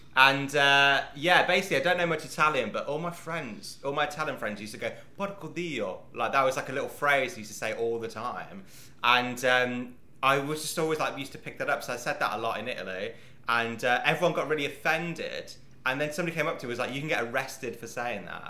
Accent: United Kingdom; I'm a British Indian, like in a sense, born in Britain, ethnically Indian

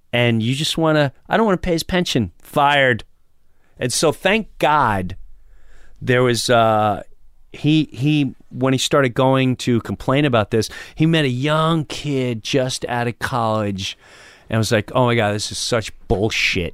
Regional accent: Long Island, New York, United States; moved away; also born or lived in Florida; I grew up in Long Island, and Long Island, I started in high school in rock clubs.

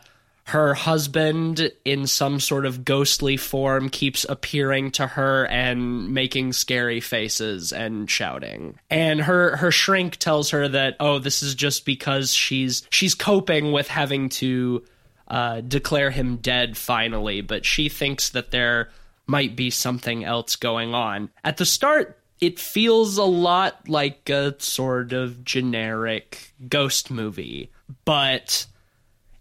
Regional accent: Fairhope, Alabama, United States; my hometown of Fairhope, Alabama

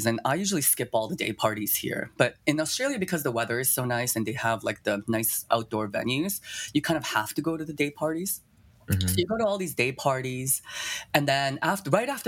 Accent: Toronto, Ontario, Canada; also born or lived in China / Japan; I was born in China, but I was only there for a year from 0 to 1. And then I moved to Japan. And then I was there for about 7 years. And then I moved to Toronto

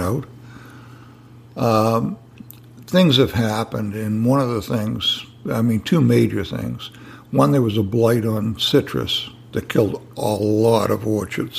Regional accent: New England, United States; now in Sebastian, United States; I'm from New England

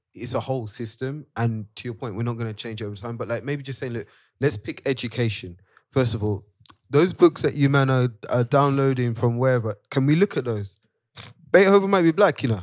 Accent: Nigeria; As a Nigerian

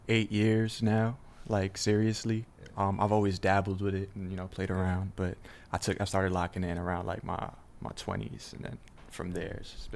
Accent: New York City, New York, United States; I'm from the Bronx, New York.

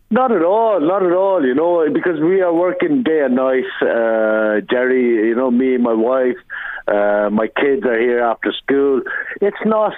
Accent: Ireland; I'm uh, born and raised in Ireland

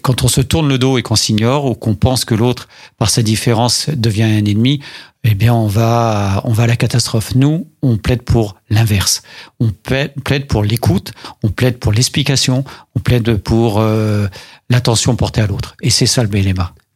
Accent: Paris, Île-de-France, France; moved away; je viens d'un quartier sensible de Paris

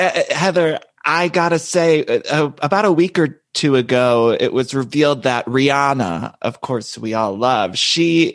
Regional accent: Midwest, United States; moved away as an adult; now in Los Angeles, United States

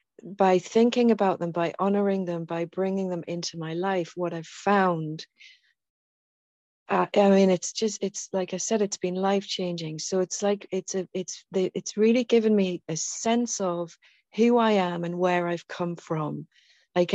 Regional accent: England, United Kingdom; I'm from England, I'm from the UK, so this land, my lineage, goes all the way back through

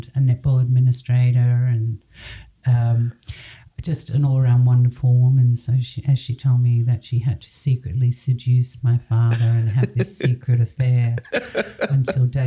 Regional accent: Sydney, New South Wales, Australia; I was born in Sydney

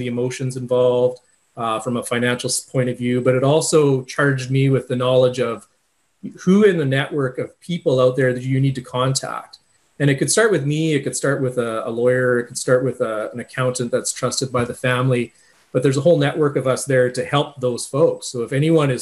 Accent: Viking, Alberta, Canada; I'm from the Viking area.

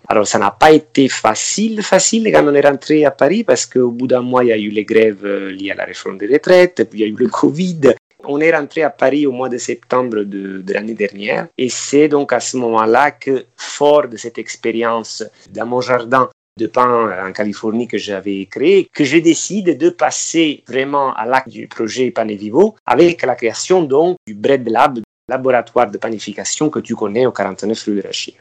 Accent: Amalfi Coast, Campania, Italy; moved away; je suis originaire de la côte amalfitaine

